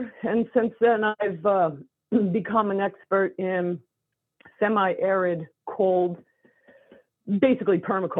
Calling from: Washington, United States; from Eastern Washington.

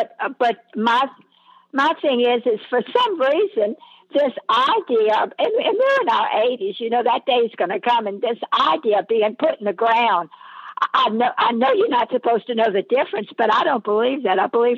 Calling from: New Orleans, Louisiana, United States; I'm calling from New Orleans, Louisiana.

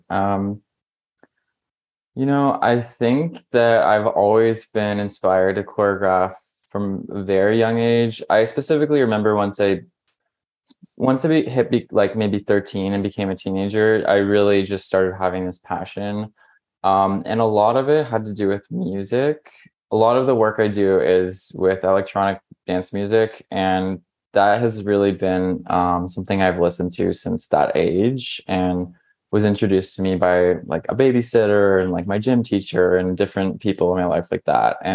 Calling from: Brooklyn, New York, United States; So I'm here at home in Brooklyn in New York.

